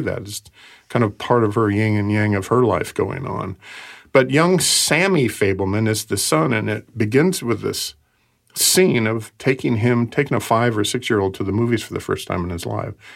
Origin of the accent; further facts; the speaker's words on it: Portland, United States; when I was growing up in Portland